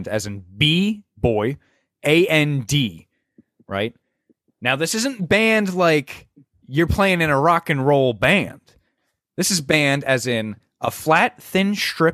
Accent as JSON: {"language": "English", "region": "New Jersey", "country": "United States", "said": "I'm from New Jersey"}